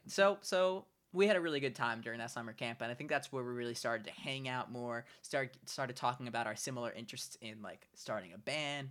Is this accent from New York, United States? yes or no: yes; New York City, New York, United States; also born or lived in Brooklyn, New York; I grew up in Staten Island, New York, and I uh, lived there basically my whole life until a couple years ago, where I moved into an apartment with my girlfriend in Brooklyn